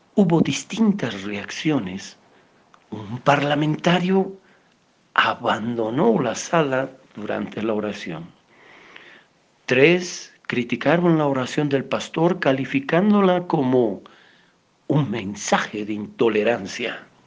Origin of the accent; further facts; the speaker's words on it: Bolivia; Nosotros como bolivianos